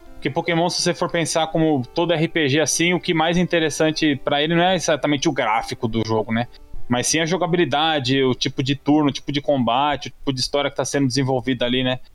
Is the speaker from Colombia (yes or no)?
no; Brazil; nós que somos brasileiros aqui